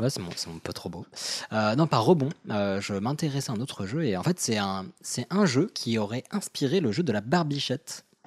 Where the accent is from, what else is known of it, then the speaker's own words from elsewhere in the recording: Morocco; je viens du Maroc